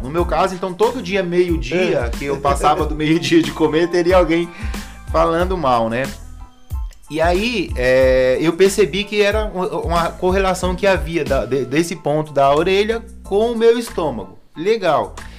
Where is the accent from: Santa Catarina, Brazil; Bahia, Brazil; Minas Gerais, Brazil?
Bahia, Brazil; eu sou baiano